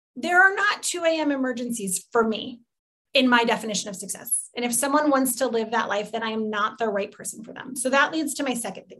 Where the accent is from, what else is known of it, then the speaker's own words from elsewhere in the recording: Midwest, United States; I'm from the Midwest, so a lot of things just go in a casserole